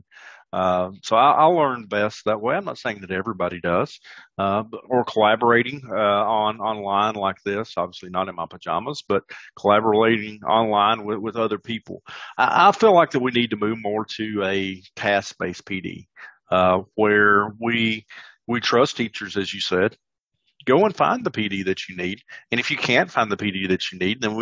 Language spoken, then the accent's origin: English; the South, United States; I'm from the South.